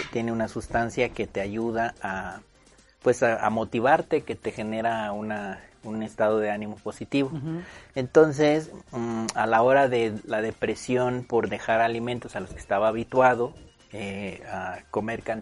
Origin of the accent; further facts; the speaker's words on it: Morelos, Mexico; moved away as an adult; now in León, Mexico; yo soy originario del estado de Morelos. Nací en el oh. estado de Morelos y vivo aquí en León desde hace nueve años.